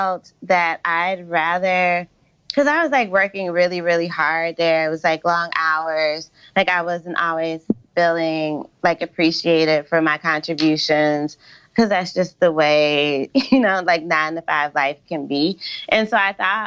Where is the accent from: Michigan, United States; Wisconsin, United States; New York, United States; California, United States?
Michigan, United States; moved away; I grew up in Michigan, and my dad like worked in the automotive industry